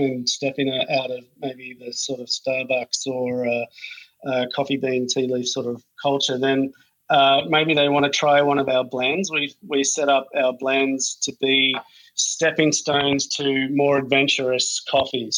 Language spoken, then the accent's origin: English; Australia; now in Los Angeles, United States; I'm Australian